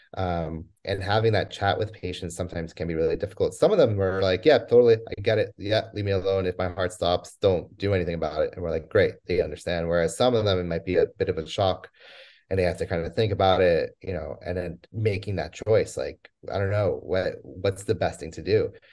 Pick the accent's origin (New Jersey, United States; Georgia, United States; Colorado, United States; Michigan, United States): New Jersey, United States; moved away as an adult; also born or lived in Poland / Scotland; after growing up in New Jersey, I was the first one in my family born